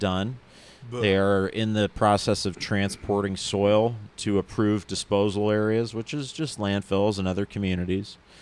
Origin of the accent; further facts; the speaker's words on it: near East Palestine, Ohio, United States; here in Ohio in an area close to my hometown called East Palestine.